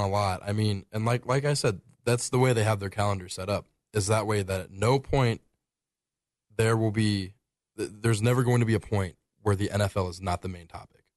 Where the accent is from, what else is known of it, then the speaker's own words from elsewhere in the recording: Springfield, Ohio, United States; moved away; my hometown of Springfield